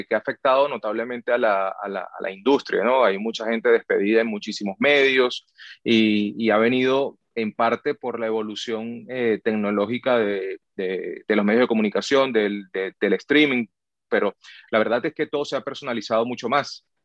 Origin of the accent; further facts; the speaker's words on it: Venezuela; now in United States; Bueno, yo llegué de Venezuela en el año de 2008 y llegué a trabajar en, fútbol de primera